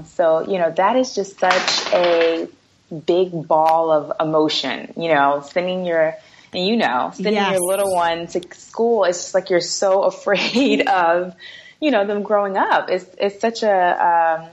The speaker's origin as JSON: {"language": "English", "town": "New York City", "region": "New York", "country": "United States", "tie": "born or raised there", "said": "I'm from Brooklyn, New York"}